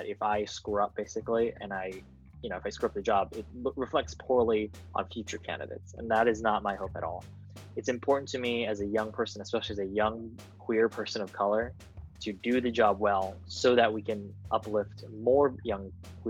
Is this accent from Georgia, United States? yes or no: no; San Jose, California, United States; Talking from my hometown of San Jose in my high school bedroom in my family house.